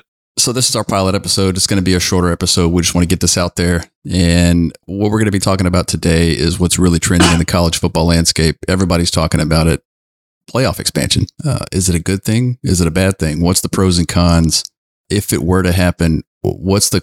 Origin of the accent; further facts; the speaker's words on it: Southwest Louisiana, United States; I'm hailing from Southwest Louisiana